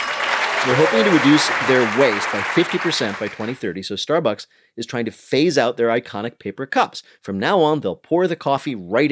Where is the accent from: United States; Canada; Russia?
United States; Union County, New Jersey; I didn't grow up far from there. I grew up in Union County.